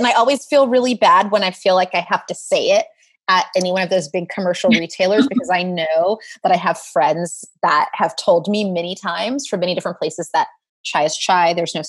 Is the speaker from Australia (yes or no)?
no; Saudi Arabia; also born or lived in South Carolina, United States; I'm from the South, so I drank a lot of sweet tea growing up, but then there were tea plantations near where I was born in South Carolina. And then I grew up in Saudi Arabia